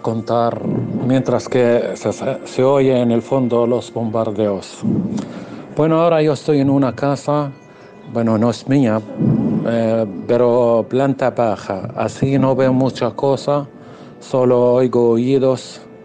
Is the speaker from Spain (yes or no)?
no; Gaza, Gaza Strip, Palestine; soy ciudadano de la franja de Gaza y vivo en la ciudad Gaza misma